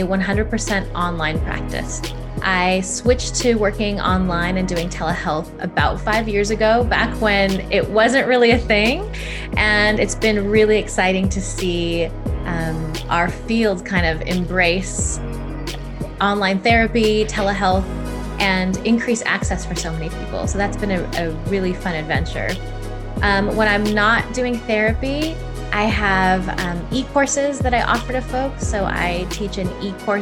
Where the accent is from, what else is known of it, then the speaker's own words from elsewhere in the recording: California, United States; moved away as an adult; now in Lisbon, Portugal; I'm an American. I'm from California, but I've relocated to Lisbon, Portugal in 2019.